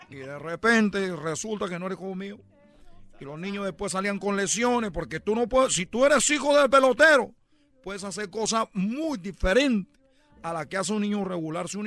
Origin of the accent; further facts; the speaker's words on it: Cuba; now in Mexico; para los que me escuchan por primera vez, yo soy de Cuba. Yo deserté de Cuba y yo lo que me dedico es a embarazar mujeres mexicanas